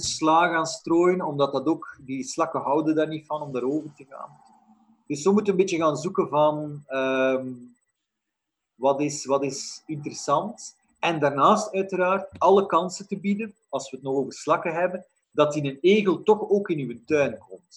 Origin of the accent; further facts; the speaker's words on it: Flanders, Belgium; in Vlaanderen, in onze streken